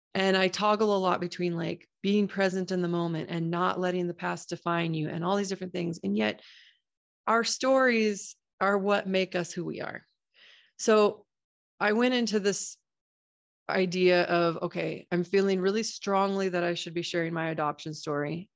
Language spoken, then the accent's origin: English; Boise, Idaho, United States; my hometown of Boise, Idaho